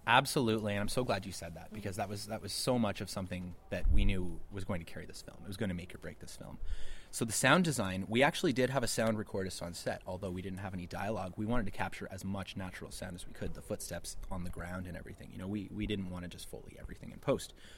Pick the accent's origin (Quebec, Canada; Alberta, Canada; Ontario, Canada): Ontario, Canada; Ottawa; we're from Ottawa, and it's a very much DIY film community there